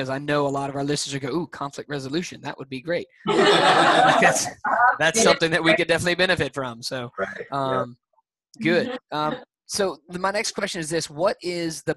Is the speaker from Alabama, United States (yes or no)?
yes; Alabama, United States; I'm from Alabama